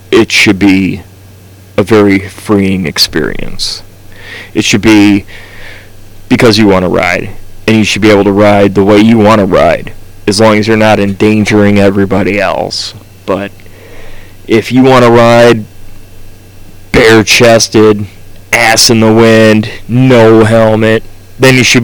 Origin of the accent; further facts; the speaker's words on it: United States; we are from America